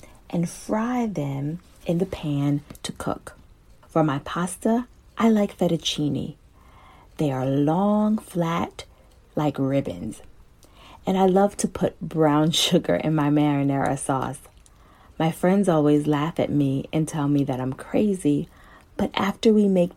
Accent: New Jersey, United States; I am from New Jersey

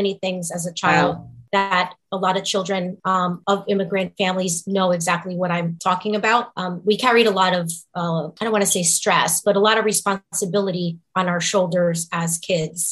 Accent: Newark, New Jersey, United States; also born or lived in Kearny, New Jersey; I was born and raised in Newark and in Kearney

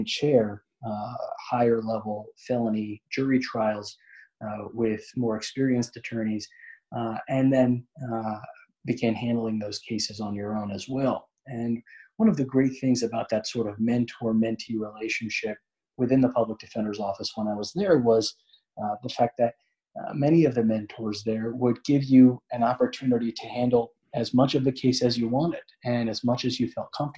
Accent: Montgomery County, Maryland, United States; a position as a public defender in the county that I was born and raised in Montgomery County, Maryland

